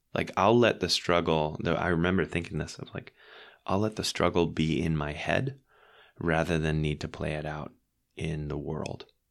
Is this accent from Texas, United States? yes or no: yes; Dallas, Texas, United States; moved away as an adult; also born or lived in Philadelphia / Switzerland / Scotland / San Francisco; now in New York, United States; I grew up in Dallas, but I lived in Philly for a year and went to Drexel, and then I lived in Switzerland for two years